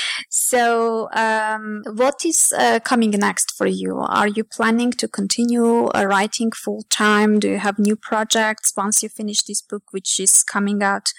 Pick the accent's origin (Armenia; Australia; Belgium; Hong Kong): Armenia; I'm from Armenia as well